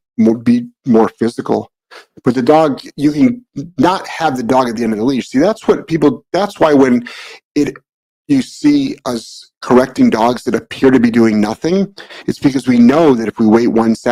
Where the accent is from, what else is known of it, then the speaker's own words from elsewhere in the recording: Midwest, United States; accent: Midwestern; I don't have a New England accent. If anything, people are like, you have a Midwestern accent. It's like, yeah, because I'm from the Midwest.